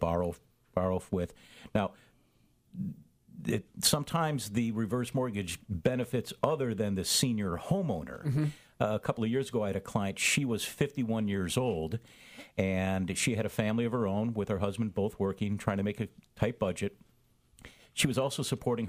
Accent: Chicago, Illinois, United States; moved away as an adult; now in San Diego, United States; I was born and raised in Chicago, Illinois

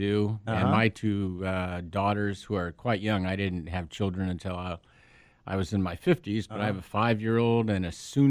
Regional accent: Pasadena, California, United States; now in San Diego, United States; Yeah, I'm from Pasadena, which now I look down on as greater Los Angeles because I find myself living from today and until the end of time with my family in the greatest place on the planet. But I did grow up in Pasadena.

